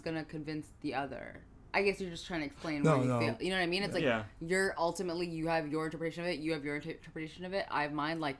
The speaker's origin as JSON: {"language": "English", "town": "Seattle", "region": "Washington", "country": "United States", "tie": "born or raised there", "also_born_or_lived": "Texas", "moved": "yes", "said": "I'm African, and I grew up in Seattle"}